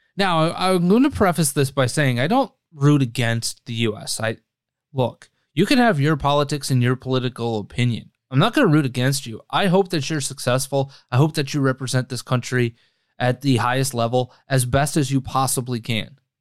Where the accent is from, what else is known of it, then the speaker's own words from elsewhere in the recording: United States; I'm also an American